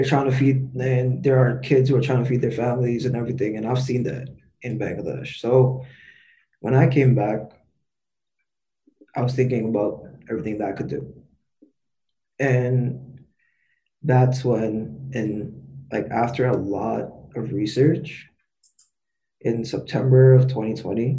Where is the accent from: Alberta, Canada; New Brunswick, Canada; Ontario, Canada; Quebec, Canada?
Ontario, Canada; Toronto; I was born and raised here in Toronto.